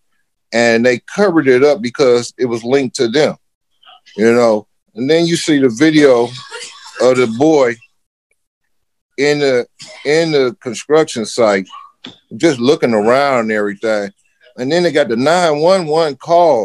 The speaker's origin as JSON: {"language": "English", "town": "Detroit", "region": "Michigan", "country": "United States", "tie": "born or raised there", "said": "growing up in Detroit, my whole life as being a black dude"}